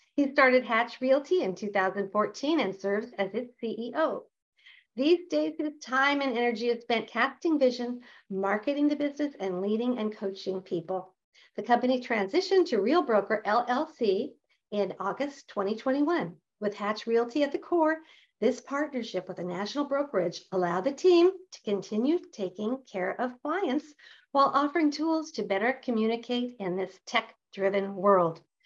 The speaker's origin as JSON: {"language": "English", "region": "Nebraska", "country": "United States", "tie": "born or raised there", "moved": "yes", "said": "I happen to have grown up in the Midwest, and back in the day, I'm from Nebraska originally"}